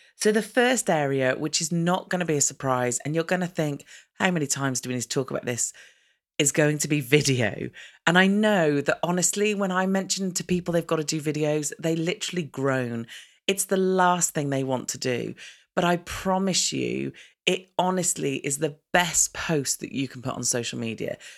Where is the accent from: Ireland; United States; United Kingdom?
United Kingdom; as a British person